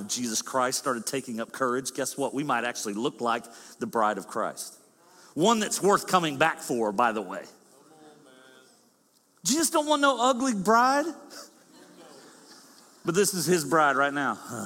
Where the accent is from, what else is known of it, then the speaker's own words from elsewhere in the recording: the South, United States; I'm from the South, we slur